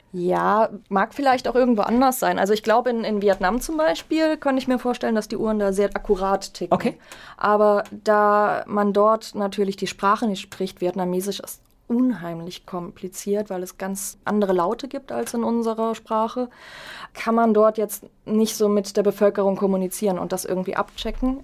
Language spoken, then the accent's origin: German; Germany; als Deutsche